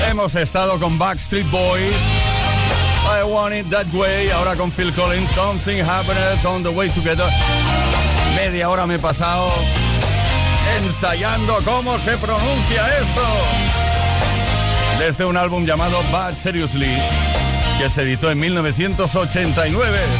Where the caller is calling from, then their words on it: Cartagena, Region of Murcia, Spain; Soy … de Cartagena.